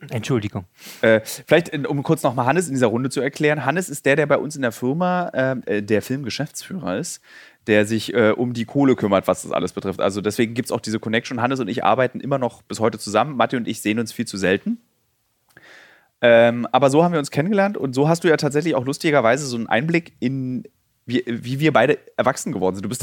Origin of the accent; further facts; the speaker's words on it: Berlin, Germany; weil wir sind aus dem Prenzlauer